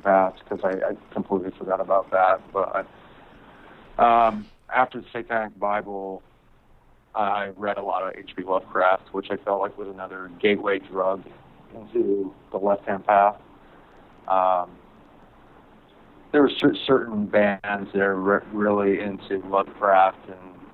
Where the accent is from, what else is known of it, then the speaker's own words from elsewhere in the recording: New York, United States; now in Los Angeles, United States; I was born in LA, but I grew up in New York most of my life